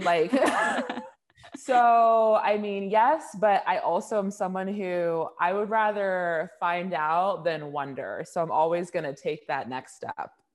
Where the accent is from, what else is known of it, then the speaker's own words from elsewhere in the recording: Orange County, California, United States; I'm from Orange County, California